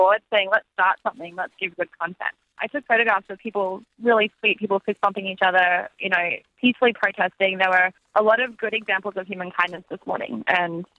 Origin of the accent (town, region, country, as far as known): Brisbane, Queensland, Australia; born or raised there; moved away as an adult; now in Los Angeles, United States